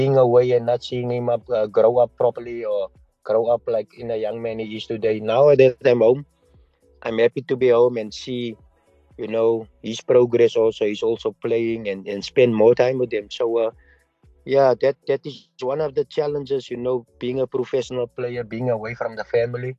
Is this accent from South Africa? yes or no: yes; South Africa; for me as a South African